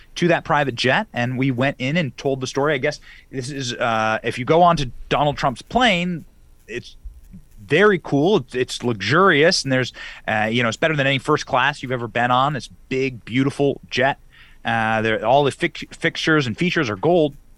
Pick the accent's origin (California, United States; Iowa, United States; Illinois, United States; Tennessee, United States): Iowa, United States; I grew up in Iowa